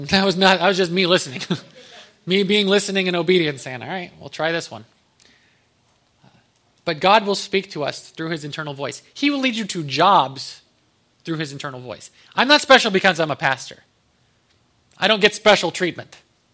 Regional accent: Ohio, United States; born there; moved away as an adult; now in Texas, United States; I was like, I'm from Texas. I was born in Ohio. But we moved down in 2016, 2 days before my birthday.

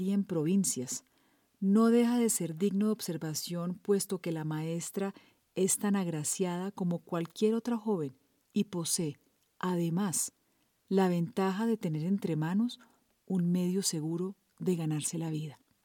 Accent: Colombia; soy periodista colombiana

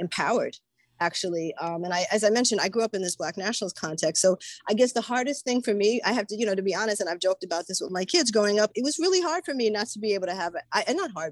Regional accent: New York City, New York, United States; growing up in Harlem

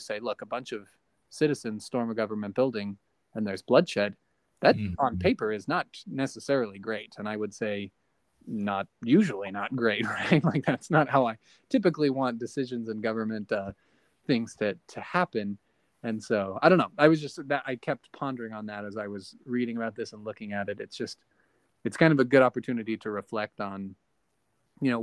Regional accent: United States; as an American

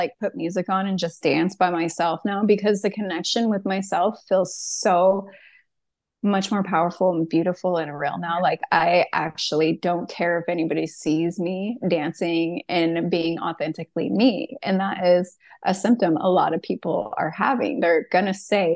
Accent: San Diego, California, United States; moved away as an adult; also born or lived in Washington State; now in Washington, United States; I'm from San Diego, California. And 7, 8 years ago, I up and moved to Washington State

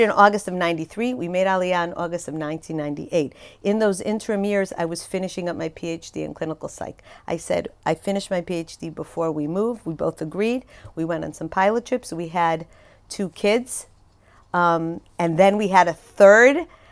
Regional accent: Chicago, Illinois, United States; moved away as an adult; also born or lived in Skokie, Illinois; now in Israel; I grew up in Chicago

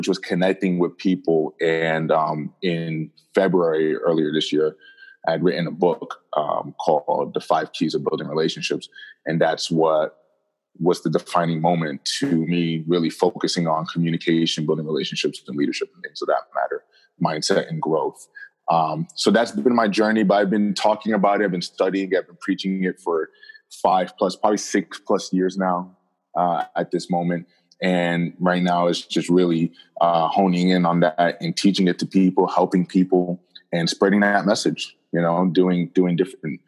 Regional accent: Jersey City, New Jersey, United States; also born or lived in Rhode Island; I'm born and raised in New Jersey, specifically Jersey City, New Jersey

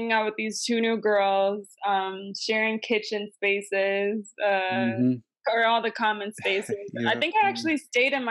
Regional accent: Buffalo, New York, United States; moved away as an adult; also born or lived in Chicago; now in Los Angeles, United States; my hometown, Buffalo

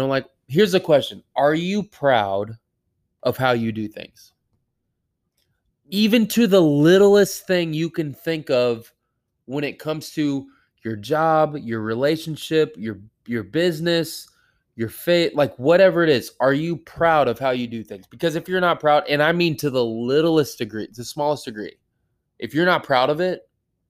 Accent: United States; I'm an American man.

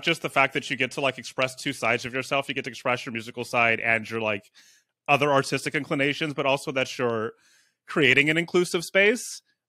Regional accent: San Francisco, California, United States; now in Oakland, United States; I'm from San Francisco. I live in Oakland

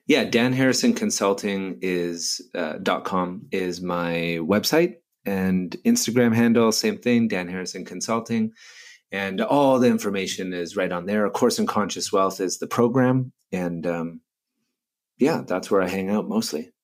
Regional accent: Canada; I'm Canadian

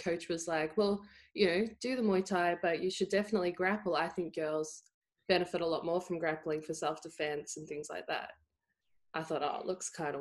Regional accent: country Victoria, Australia; I grew up playing the thing in country Victoria is everyone either plays Australian rules football or netball.

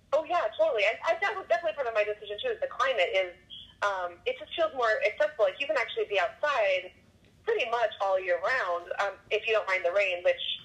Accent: Minnesota, United States; moved away as an adult; now in Oregon, United States; So, I grew up in Minnesota and moved around a lot with my family, but mostly in the confines of Minnesota. And I just, I think I was 28 or 29, and I just wanted, to live somewhere else.

